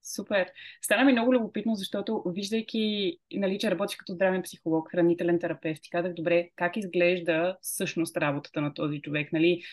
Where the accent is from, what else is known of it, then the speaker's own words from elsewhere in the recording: Bulgaria; аз съм българка и искам да водя тези разговори на български